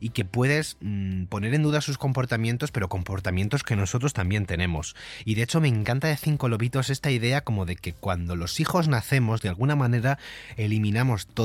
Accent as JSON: {"language": "Spanish", "region": "Andalusia", "country": "Spain", "said": "yo como buen andaluz que soy, aunque no se me note mucho por el acento, estoy muy orgulloso"}